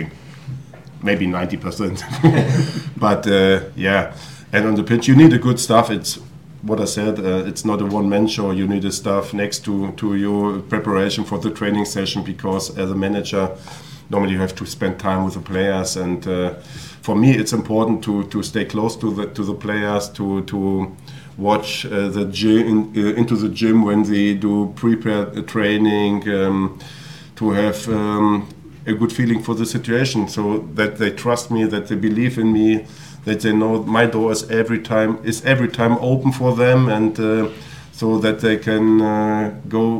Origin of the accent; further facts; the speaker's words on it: Hanover, Lower Saxony, Germany; English is a second language; moved away as an adult; now in Huddersfield, United Kingdom; my hometown city, Hanover